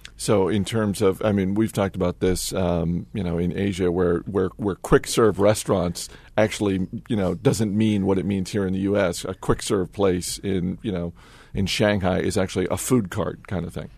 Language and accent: English; New England, United States; as someone who grew up in New England